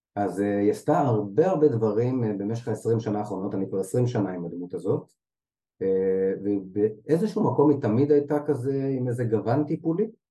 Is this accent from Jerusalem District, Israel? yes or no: yes; Jerusalem, Jerusalem District, Israel; עברנו לגור בשכונה בירושלים אה, כשהייתי בן שנתיים